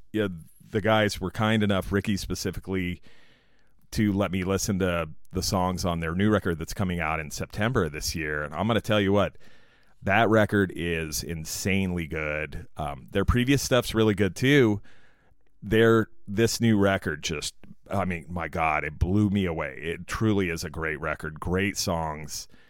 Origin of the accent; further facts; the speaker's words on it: San Diego, California, United States; San Diego, California, my hometown